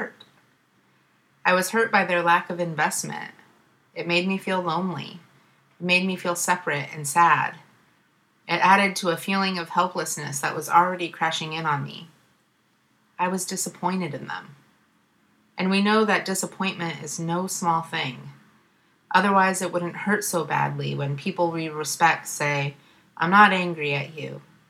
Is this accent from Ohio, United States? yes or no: yes; Ohio, United States; moved away as an adult; now in Oakland, United States; the white supremacy in my home state